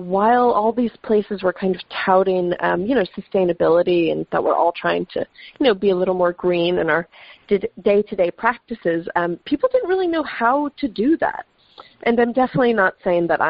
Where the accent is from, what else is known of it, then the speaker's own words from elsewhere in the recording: the Catskills, New York, United States; I grew up in the Catskills. My mom is Dutch